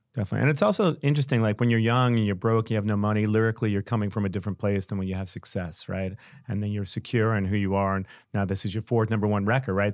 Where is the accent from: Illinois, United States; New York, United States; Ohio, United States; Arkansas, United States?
New York, United States; New York City; I'm a New Yorker.